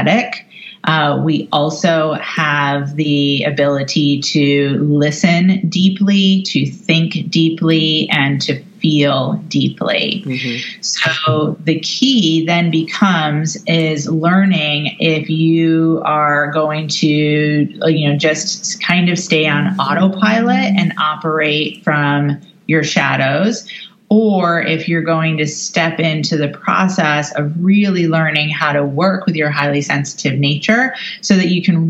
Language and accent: English; New York City, New York, United States; Confirmation as a New Yorker